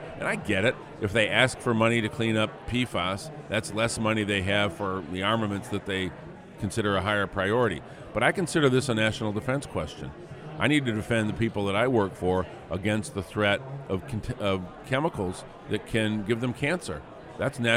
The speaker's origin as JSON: {"language": "English", "town": "Flint", "region": "Michigan", "country": "United States", "tie": "born or raised there", "said": "my hometown of Flint"}